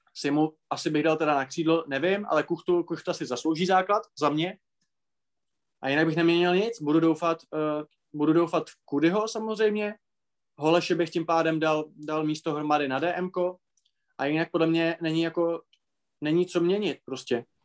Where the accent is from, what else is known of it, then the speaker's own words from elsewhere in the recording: Moravia, Czechia; u nás na Moravě